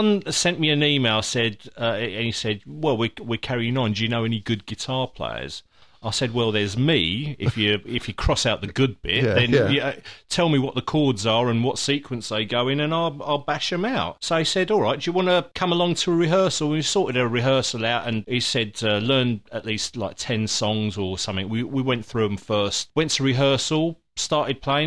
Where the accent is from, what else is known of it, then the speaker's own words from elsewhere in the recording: England, United Kingdom; we're English